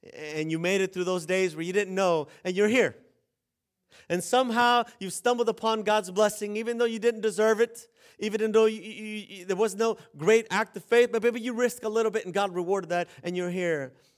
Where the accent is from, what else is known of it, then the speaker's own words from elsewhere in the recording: San Diego, California, United States; moved away as an adult; also born or lived in the desert; I'm from San Diego.